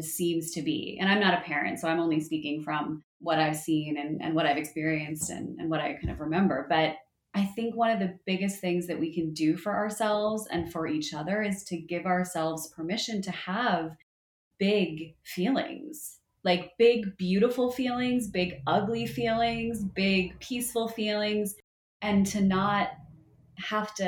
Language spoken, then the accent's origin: English; New Jersey, United States; I grew up in North Jersey, and so I spent a good amount of time at the Jersey Shore, like any good Jersey girl does